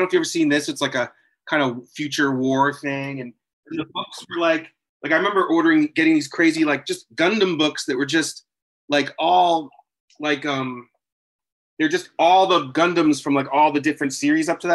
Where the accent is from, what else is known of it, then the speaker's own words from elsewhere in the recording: New Hampshire, United States; I'm from New Hampshire